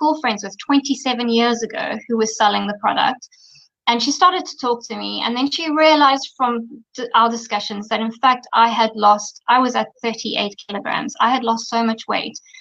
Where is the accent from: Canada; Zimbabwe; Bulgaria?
Zimbabwe; moved away as an adult; also born or lived in London, United Kingdom / Dubai, UAE / Australia; I was born in Zimbabwe, grew up in Zimbabwe